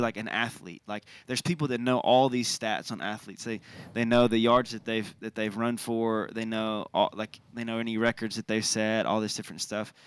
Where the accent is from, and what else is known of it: United States